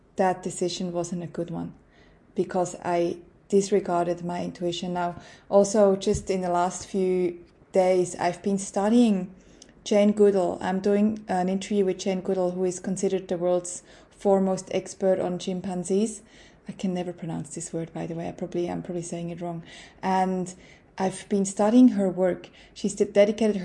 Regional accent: Switzerland; moved away as an adult; now in Australia; as a Swiss growing up in Switzerland

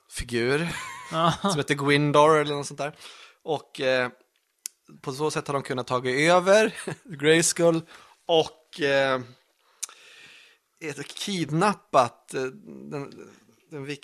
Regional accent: Italy; jag är väl italienare

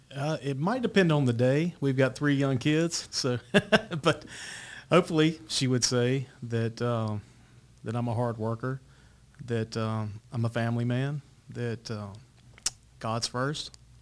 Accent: Eden, North Carolina, United States; I grew up also in North Carolina, um, little town called Eden, North Carolina, Rockingham County

